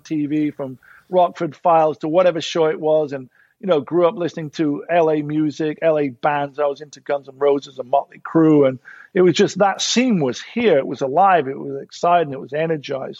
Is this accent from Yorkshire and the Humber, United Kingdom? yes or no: yes; Sheffield, Yorkshire and the Humber, United Kingdom; moved away as an adult; now in Los Angeles, United States; As a kid growing up in Sheffield